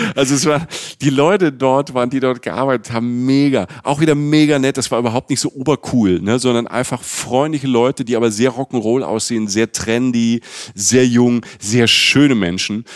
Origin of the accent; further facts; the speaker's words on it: Germany; also born or lived in Cologne; ich komme äh, aus Deutschland, ich wohne in Köln